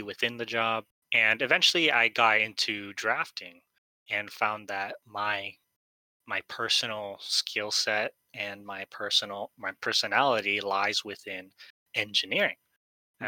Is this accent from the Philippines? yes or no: yes; Philippines; I'm Filipino